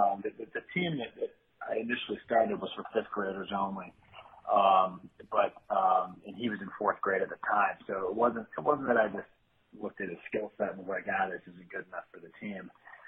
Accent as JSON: {"language": "English", "town": "Grand Rapids", "region": "Michigan", "country": "United States", "tie": "born or raised there", "also_born_or_lived": "Detroit", "said": "Yeah, I grew up in Grand Rapids, Michigan on the west side, but spent several years in Detroit after grad school."}